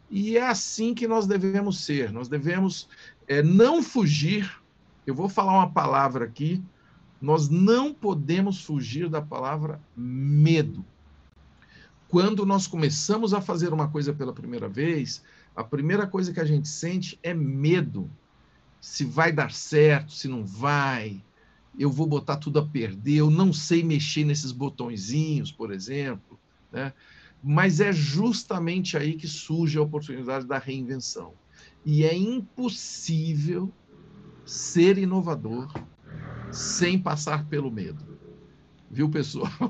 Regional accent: Tuverava, São Paulo, Brazil; E sou de Tuverava com muito orgulho. Quando eu falei de rádio, por exemplo, eu era aquele menininho lá de Tuverava, anos 60

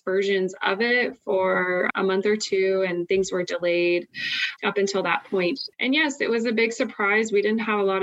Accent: Idaho, United States; I'm originally from Idaho, grew up here enjoying all the beauty that our state has to offer, and I grew up in a rural community as well.

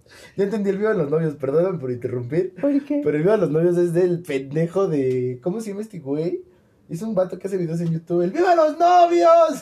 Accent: Mexico; Soy de México

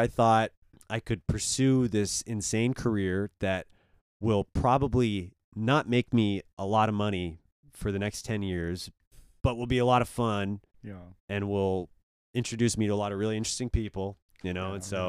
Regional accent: Belgium; I'd be like, oh, I'm from Belgium.

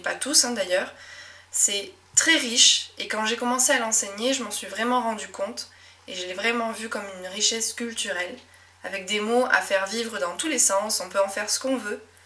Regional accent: Médoc, Nouvelle-Aquitaine, France; accent: Médoc accent; first language French; j'ai grandi dans un petit coin de France qui s'appelle le Médoc

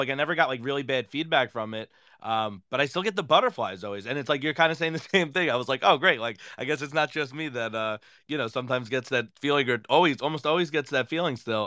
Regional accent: New York, United States; I'm from New York

